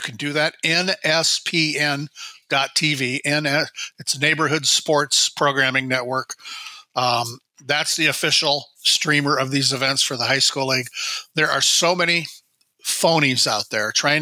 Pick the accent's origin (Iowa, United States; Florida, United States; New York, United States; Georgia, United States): Iowa, United States; northern; also born or lived in Phoenix; now in Minnesota, United States; I grew up in northern Iowa